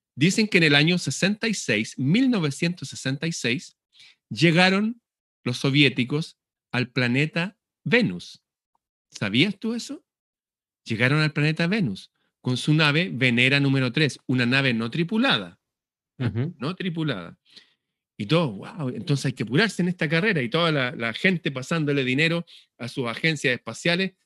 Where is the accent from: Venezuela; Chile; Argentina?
Chile; Acá en Chile